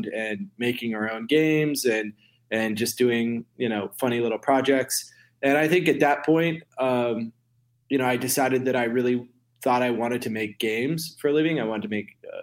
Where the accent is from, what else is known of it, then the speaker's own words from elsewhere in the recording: Sun Valley, Idaho, United States; moved away as an adult; I grew up in Idaho in a ski resort in the mountains called Sun Valley.